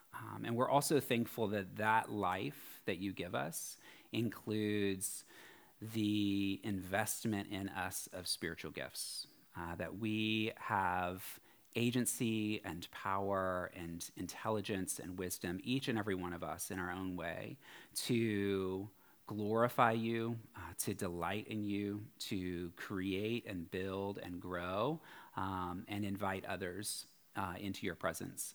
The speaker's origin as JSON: {"language": "English", "region": "Florida", "country": "United States", "moved": "yes", "lives_now": "San Francisco, United States", "said": "I'm from Florida"}